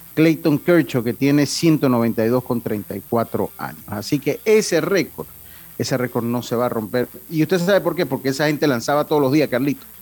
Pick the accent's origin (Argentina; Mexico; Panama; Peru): Panama